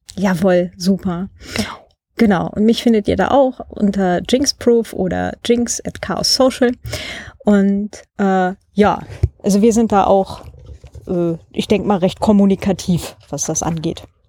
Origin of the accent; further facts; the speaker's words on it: Germany; moved away; da wo ich herkomme, kleines äh, Dorf halt im Vorharz.